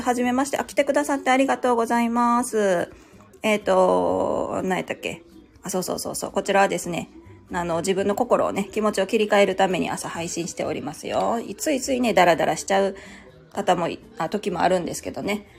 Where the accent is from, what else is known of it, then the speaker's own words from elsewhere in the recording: Kansai, Japan; 私も関西人ですよ